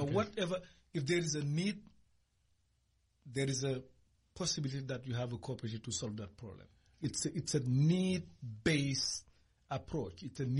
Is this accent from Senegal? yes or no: yes; Senegal; moved away; I'm from Senegal. I'm from what we call the Punit Basin. It's mainly in a region where people do a lot of agriculture, and with a lot of small villages.